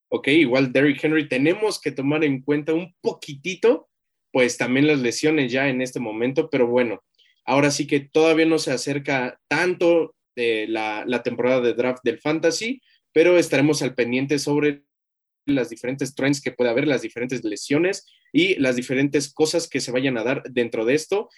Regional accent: Mexico; como mexicanos

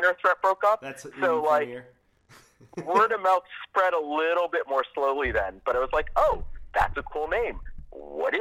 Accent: Silver Spring, Maryland, United States; moved away as an adult; now in Washington, D.C., United States; I'm from Silver Spring originally, way back when, and have been in D.C. proper for like 2 decades

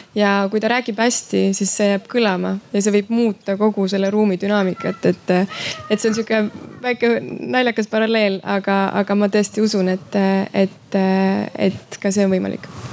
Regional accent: Estonia; moved away; ma olen Eestist

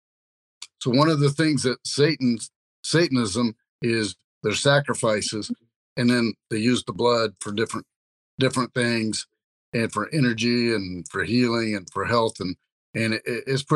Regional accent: Kansas City, Missouri, United States; my hometown, Kansas City

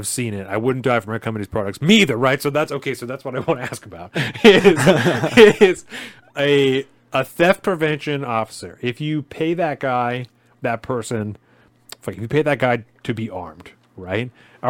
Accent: Olympia, Washington, United States; I had the unfortunate experience of witnessing in a store in my hometown of Olympia. Olympia is our state capital, by the way.

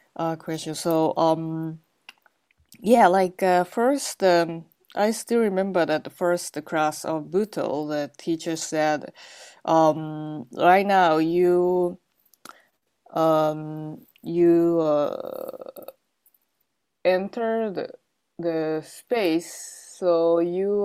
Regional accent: Gunma, Japan; I was born in Gunma, Japan

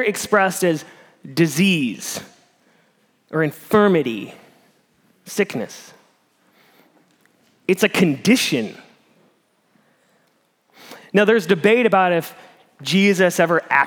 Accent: Midwest, United States; moved away; I'm from the Midwest

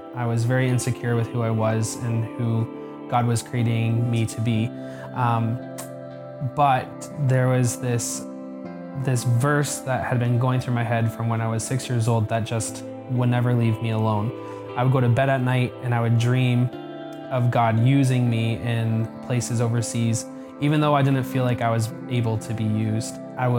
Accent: Moncton, New Brunswick, Canada; I grew up here in Moncton Wesleyan Church, on and off.

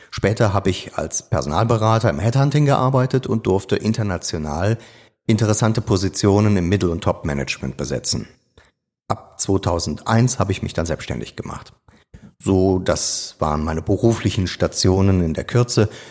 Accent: Niederkassel, North Rhine-Westphalia, Germany; moved away as an adult; Und von Geburt an bin ich Rheinländer

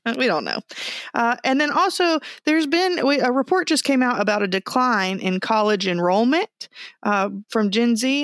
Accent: Texas, United States; moved away; I was raised in Texas

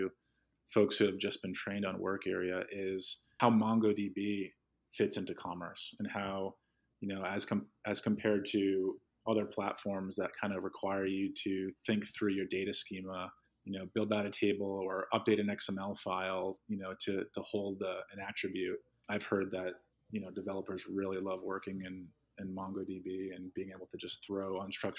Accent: New England, United States; now in Philadelphia, United States; I was born in New England.

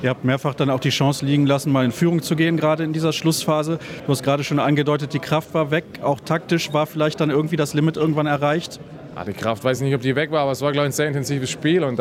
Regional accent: Germany; als Deutscher, was soll ich sagen, schon wieder Glückwunsch an Frankreich.

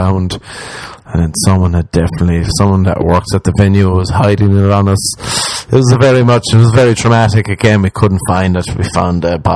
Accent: Ireland; moved away as an adult; now in Los Angeles, United States

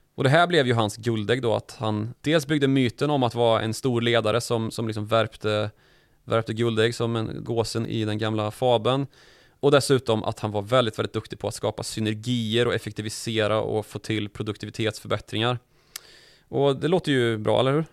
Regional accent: Karlstad, Värmland, Sweden; när jag var liten i Karlstad

